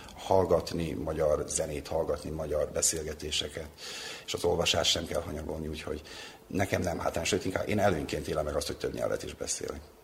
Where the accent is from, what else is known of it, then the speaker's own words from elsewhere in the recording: Temerin, Vojvodina, Serbia; moved away as an adult; also born or lived in Novi Sad; now in Belgrade, Serbia; én temerini származású vagyok